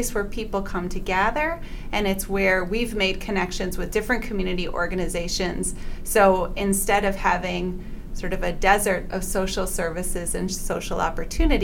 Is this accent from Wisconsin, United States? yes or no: yes; South Milwaukee, Wisconsin, United States; I grew up in South Milwaukee.